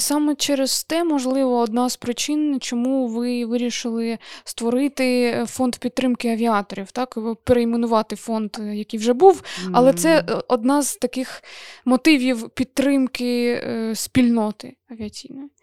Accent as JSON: {"language": "Ukrainian", "town": "Kharkiv", "region": "Kharkiv Oblast", "country": "Ukraine", "said": "я з Харкова"}